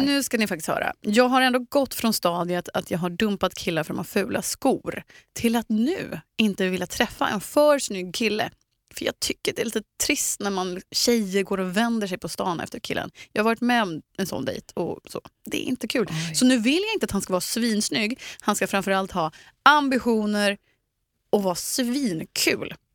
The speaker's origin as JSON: {"language": "Swedish", "town": "Eksjö", "region": "Jönköping County", "country": "Sweden", "moved": "yes", "said": "lilla Eksjö där jag kommer ifrån"}